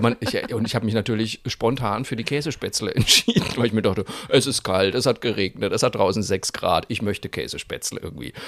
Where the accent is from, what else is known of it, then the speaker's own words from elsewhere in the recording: Cologne, North Rhine-Westphalia, Germany; now in Franconia, Germany; als Kölner Flachlandjogger